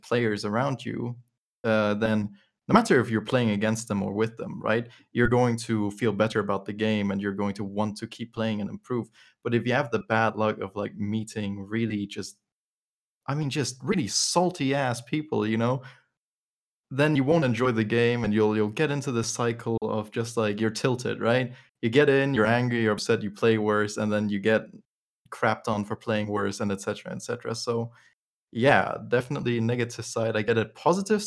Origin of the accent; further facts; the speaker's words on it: Germany; I grew up in Germany